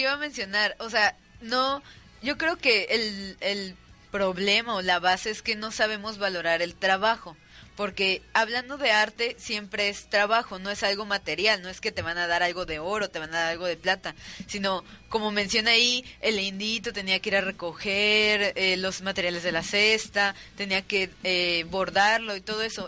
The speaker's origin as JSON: {"language": "Spanish", "country": "Mexico", "said": "los mismos mexicanos no valoramos"}